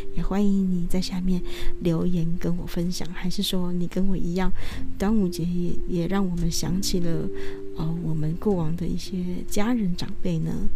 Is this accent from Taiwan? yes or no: yes; northern Taiwan, Taiwan; 我们是北部人